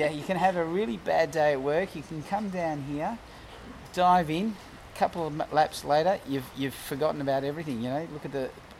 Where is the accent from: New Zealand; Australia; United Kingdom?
Australia; Melbourne, Victoria; also born or lived in Jersey, Channel Islands / South Yarra; I grew up in Brunswick. I'm from the other side of the tracks.